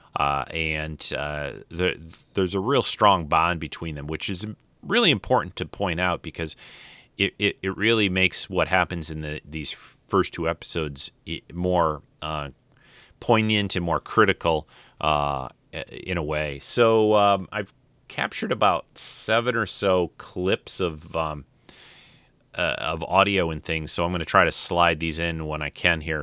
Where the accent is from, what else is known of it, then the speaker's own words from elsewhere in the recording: Detroit, Michigan, United States; I'm from Detroit